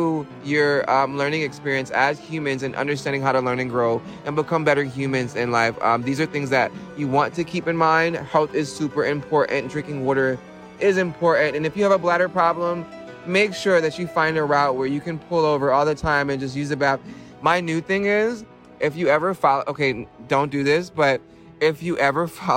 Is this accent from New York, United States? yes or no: yes; New York, United States; visiting my hometown